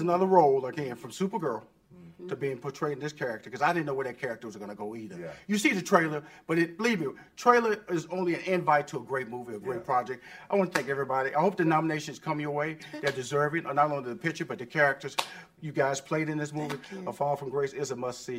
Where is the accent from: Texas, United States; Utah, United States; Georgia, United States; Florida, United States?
Texas, United States; Houston; moved away; Everybody know I'm from Fifth Ward